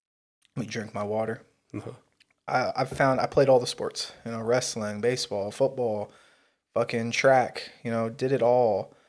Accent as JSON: {"language": "English", "town": "Las Vegas", "region": "Nevada", "country": "United States", "tie": "born or raised there", "said": "When I was growing up in Vegas, I went to the Floyd Mayweather camp."}